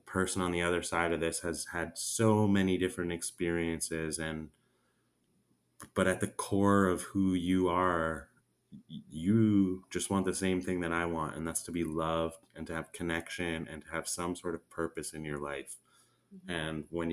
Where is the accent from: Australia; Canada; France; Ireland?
Canada; moved away as an adult; now in Nicaragua; my home country in Canada